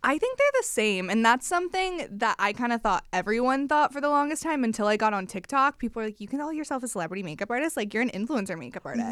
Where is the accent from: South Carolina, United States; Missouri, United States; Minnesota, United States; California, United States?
Missouri, United States; moved away as an adult; now in Los Angeles, United States; I'm from Missouri, Midwest girlies.